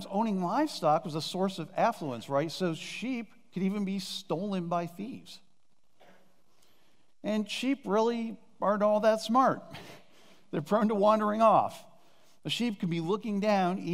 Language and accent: English; Northeast Ohio, United States; moved away as an adult; also born or lived in Champaign, Illinois / Columbus, Ohio; now in Reynoldsburg, United States; Both Jane and I grew up in Northeast Ohio